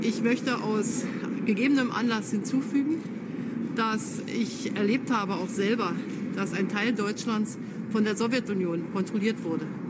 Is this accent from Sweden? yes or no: no; San Francisco, California, United States; German is a second language; moved away; ich bin in San Francisco aufgewachsen